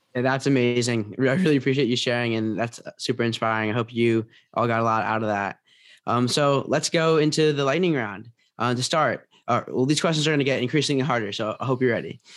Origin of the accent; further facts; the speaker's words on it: Potomac, Maryland, United States; moved away as an adult; now in New Orleans, United States; I'm from Washington, D C area, Pot-, uh, Potomac, Maryland, but, um, I go to Tulane right now